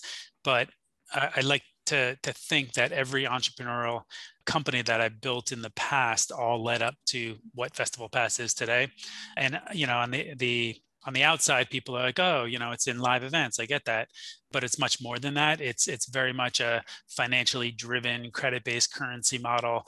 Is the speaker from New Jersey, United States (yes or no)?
yes; Jersey Shore, New Jersey, United States; I grew up on the Jersey Shore in a really nice town and area